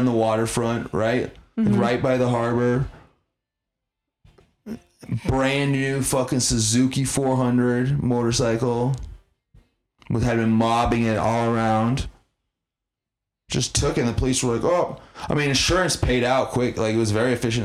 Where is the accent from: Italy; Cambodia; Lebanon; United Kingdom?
United Kingdom; moved away; being British